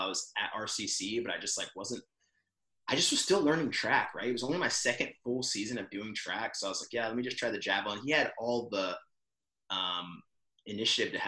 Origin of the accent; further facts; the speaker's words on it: San Diego, California, United States; moved away as an adult; also born or lived in Missouri; now in Dallas, United States; growing up in North County, San Diego